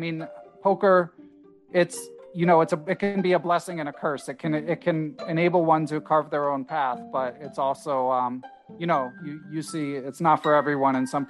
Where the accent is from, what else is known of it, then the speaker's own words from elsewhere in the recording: Philadelphia, Pennsylvania, United States; grew up in Center City, Philadelphia